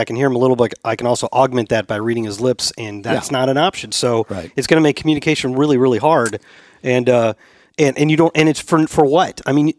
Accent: St. Louis, Missouri, United States; moved away as an adult; I grew up in St. Louis

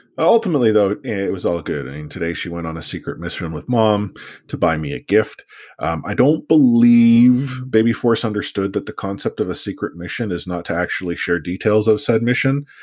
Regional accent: Vancouver, British Columbia, Canada; growing up in Vancouver

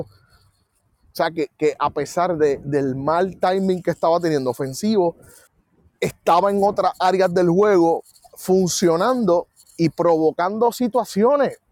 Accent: Puerto Rico; como puertorriqueños

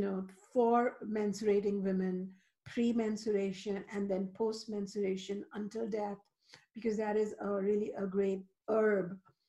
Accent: India; moved away; I grew up in India where the divine feminine is still alive

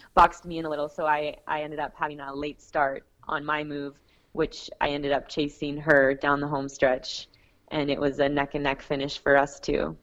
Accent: Niagara Falls, Ontario, Canada; I've also done a fundraiser in my hometown, and I, I got a lot of support from the community there in Niagara Falls

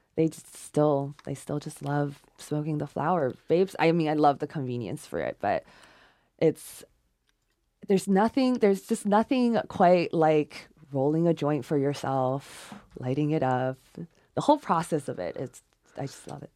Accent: China; English is a second language; moved away; I was born in China

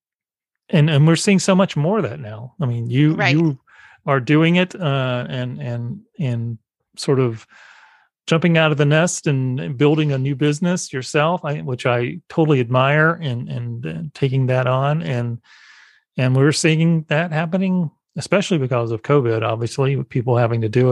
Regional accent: South Carolina, United States; moved away; legislation is being challenged in South Carolina. So my home state

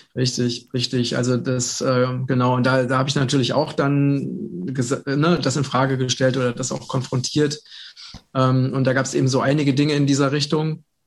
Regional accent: Vogelsberg, Hesse, Germany; im ganzen Vogelsberg, wo ich herkomme

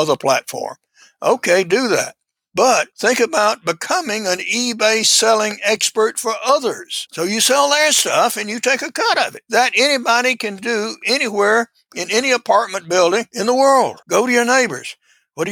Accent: Georgia, United States; also born or lived in Alaska; I'm a product of the rural South. I was born in Georgia

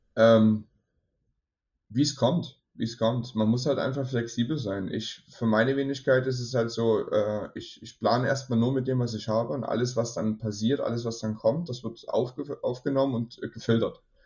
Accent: Germany; ich komme aus Deutschland

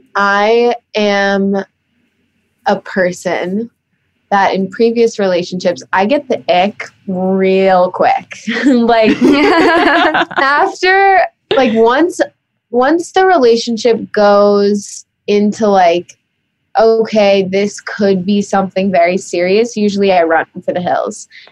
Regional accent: New York City, New York, United States; growing up in New York City

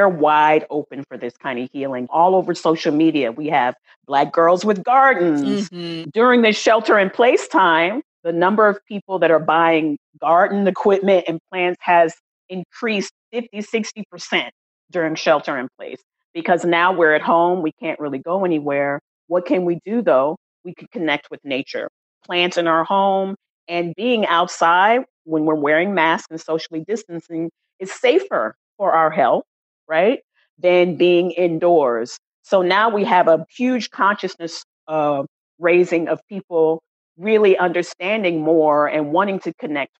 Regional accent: San Antonio, Texas, United States; moved away as an adult; also born or lived in Washington, District of Columbia, United States; now in Oakland, United States; I grew up in Texas, San Antonio, Texas

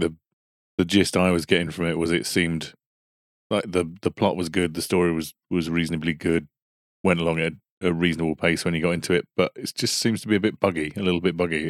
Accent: United Kingdom; We're British.

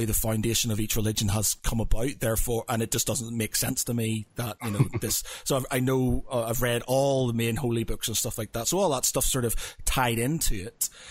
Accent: Northern Ireland, United Kingdom; I come from Northern Ireland and religion is a huge thing there

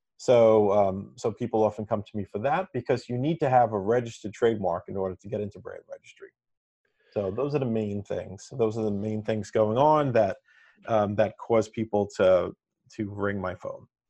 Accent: New York City, New York, United States; I'm from Staten Island, New York, and I attended a pre-engineering high school

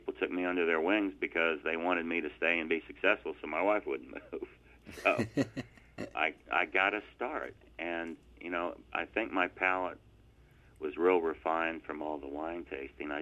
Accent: Virginia, United States; moved away as an adult; now in North Carolina, United States; I grew up in Virginia, and my wife and I moved to North Carolina in 1991

